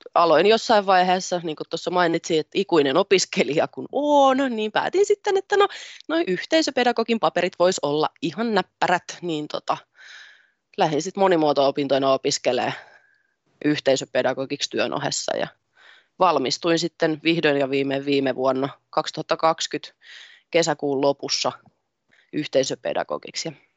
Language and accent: Finnish; Tampere, Pirkanmaa, Finland; also born or lived in Ilmajoki; minä olen syntynyt Tampereella ja siellä suurimman osan iästäni asunut ja elämästäni asunut